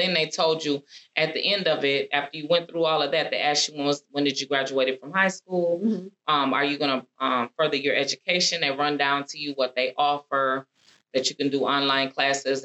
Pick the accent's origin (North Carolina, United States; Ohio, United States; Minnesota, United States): Minnesota, United States; I was in from Minnesota